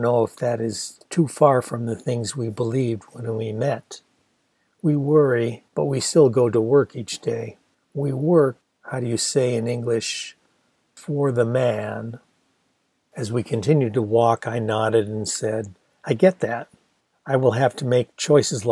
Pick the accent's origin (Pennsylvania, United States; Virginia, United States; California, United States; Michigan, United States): Michigan, United States; Ann Arbor; a big progressive university town like my hometown of Ann Arbor